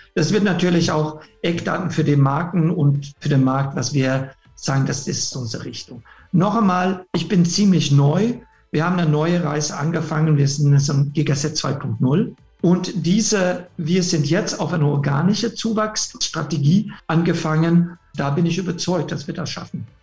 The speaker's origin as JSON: {"language": "German", "country": "Sweden", "second_language": "German", "moved": "yes", "said": "bin Schwede ursprünglich"}